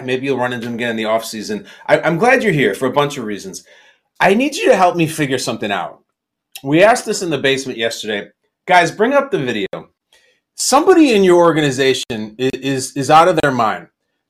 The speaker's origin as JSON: {"language": "English", "town": "Chicago", "region": "Illinois", "country": "United States", "tie": "born or raised there", "said": "my hometown of Chicago"}